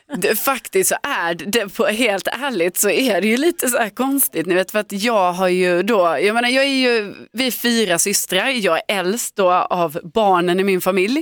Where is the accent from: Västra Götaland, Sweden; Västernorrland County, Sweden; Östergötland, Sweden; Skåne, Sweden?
Skåne, Sweden; Lund; moved away; i hela mitt umgänge då i Lund, där jag är uppvuxen, från att jag liksom gick i skolan, eh, tills jag flyttade därifrån